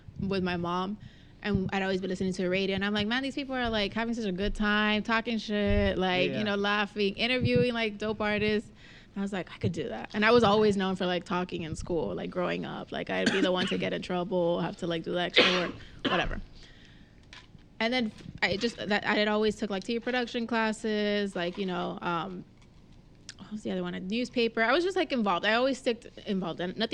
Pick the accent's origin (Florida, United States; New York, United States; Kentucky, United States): Florida, United States; Miami; Dwayne Wade, like in my hometown